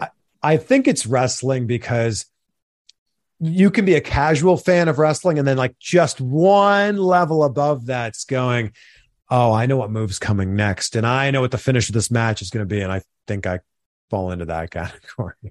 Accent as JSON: {"language": "English", "town": "Pickering", "region": "Ontario", "country": "Canada", "tie": "born or raised there", "said": "I grew up just outside of Toronto in a city called Pickering, Ontario"}